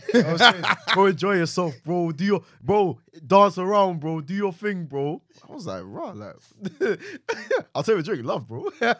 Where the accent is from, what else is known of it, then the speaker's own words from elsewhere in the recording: London, United Kingdom; oh, you from London? I was like, yeah, bro.